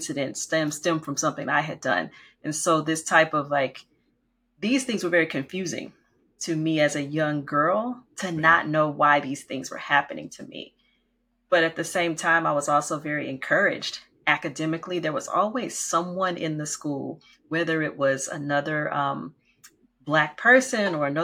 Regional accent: Oakdale, Louisiana, United States; I grew up in the Deep South, we like to say, in Oakdale, Louisiana

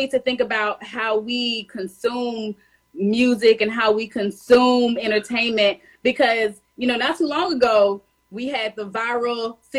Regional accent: Tennessee, United States; now in DMV area, United States; I'm from Tennessee, but I'm located in the DMV area.

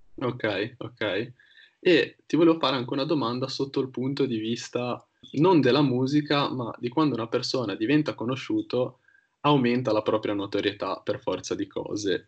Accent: Genoa, Liguria, Italy; dove siamo nati entrambi

